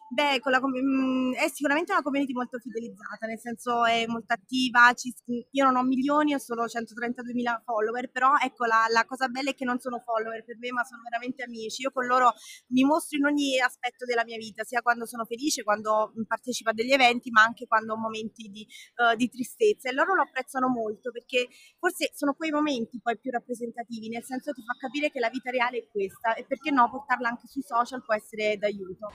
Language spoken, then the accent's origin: Italian; Salerno, Campania, Italy; vengo da Salerno